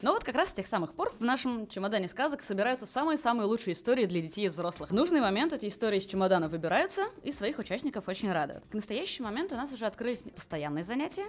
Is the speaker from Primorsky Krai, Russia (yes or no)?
no; Moscow, Russia; moved away as an adult; now in Hanover, Germany; Родилась я в Москве, там же училась, там же работала